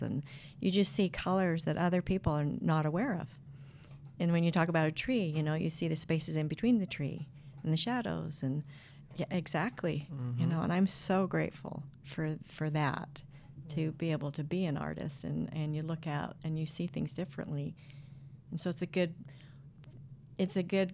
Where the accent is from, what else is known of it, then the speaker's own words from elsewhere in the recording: Idaho Falls, Idaho, United States; I grew up in Idaho Falls, out in the country